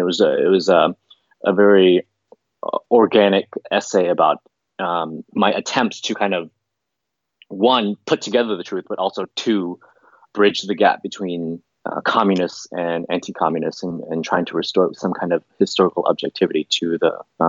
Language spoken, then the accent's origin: English; United States; also born or lived in Houston; even though I was born in the States, my parents constantly reminded me that I was Vietnamese